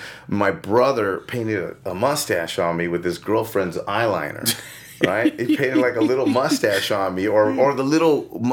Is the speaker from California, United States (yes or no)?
yes; California, United States; I grew up in Mount Washington, Eagle Rock area.